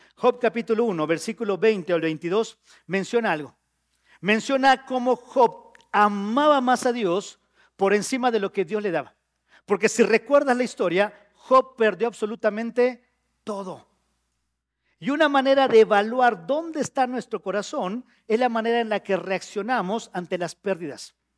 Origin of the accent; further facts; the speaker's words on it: Yucatán, Mexico; also born or lived in Mexico City; now in Querétaro, Mexico; soy yucateco